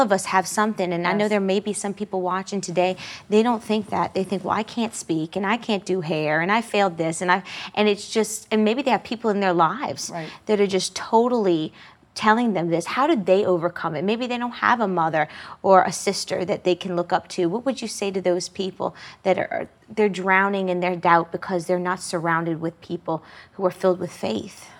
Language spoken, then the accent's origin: English; Metairie, Louisiana, United States; I grew up in the Metairie area